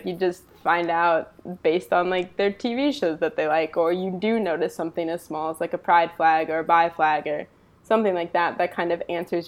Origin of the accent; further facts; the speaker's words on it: East Coast, United States; now in Los Angeles, United States; I'm from the East Coast originally, but now I live out adjacent to Los Angeles